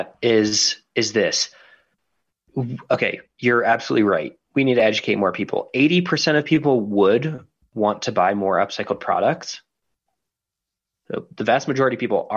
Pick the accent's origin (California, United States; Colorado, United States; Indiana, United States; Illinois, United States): Colorado, United States; Denver; my hometown, Denver, Colorado